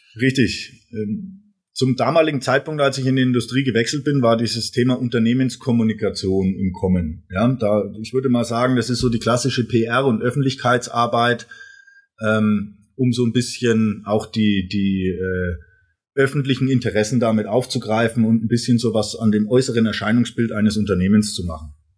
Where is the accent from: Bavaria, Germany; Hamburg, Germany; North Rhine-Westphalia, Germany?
Bavaria, Germany; Erlangen; moved away as an adult; now in Rottweil, Germany; ich bin komme ursprünglich aus, aus Erlangen, ein, ein waschechter Franke